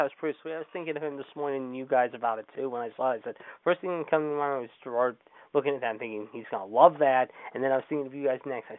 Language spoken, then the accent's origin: English; Warrendale, Pennsylvania, United States; …'s coming to my hometown. At the Gerbils Bar in Warrendale, Pennsylvania, which is about 15 minutes away from my house.